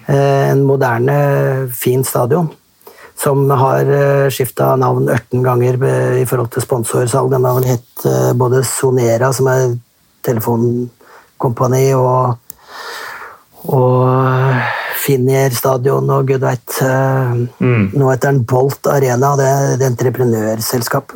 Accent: Vestfold, Norway; moved away as an adult; also born or lived in United Arab Emirates / Finland; Jeg er jo fra Vestfold

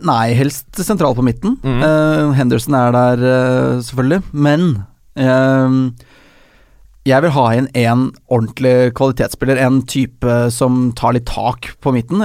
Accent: Oslo, Norway; Jeg er ikke fra Drammen, jeg er fra Oslo

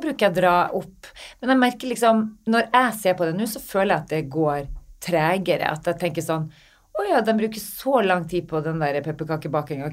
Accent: Northern Norway, Norway; Jeg er fra Nord-Norge

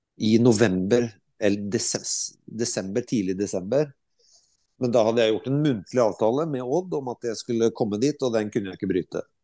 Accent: Skotfoss, Telemark, Norway; moved away as an adult; also born or lived in Japan / Skien; Skottfoss er jo selvfølgelig hjemstedet mitt

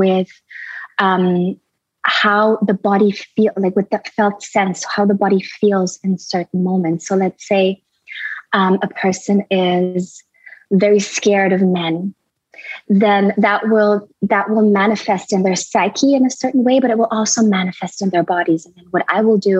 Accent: Berlin, Germany; also born or lived in India; now in Costa Rica; I'm originally from Berlin, from Germany. I was born there and raised a lot of my childhood. I was in India

